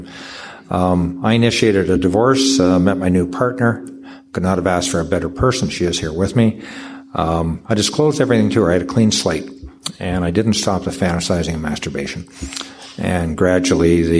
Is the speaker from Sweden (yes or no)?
no; Canada; I'm from Canada